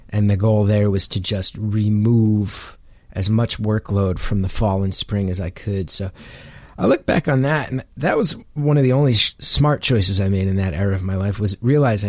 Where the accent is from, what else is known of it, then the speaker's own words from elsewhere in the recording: New Jersey, United States; also born or lived in New York City; I'm from North Jersey, have spent a ton of time living in New York City